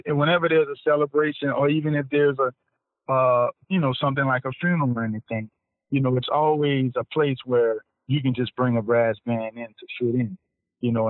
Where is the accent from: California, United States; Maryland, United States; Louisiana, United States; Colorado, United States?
Louisiana, United States; New Orleans; born and raised in New Orleans